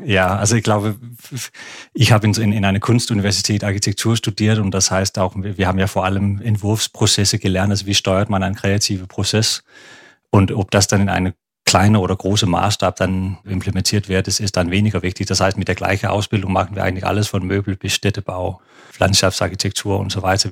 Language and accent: German; Aarhus, Central Denmark Region, Denmark; German is a second language; moved away as an adult; also born or lived in Odense, Denmark / Copenhagen, Denmark; Also ich bin in Odense geboren, in der Mitte von Dänemark auf Fünen und dann in Aarhus aufgewachsen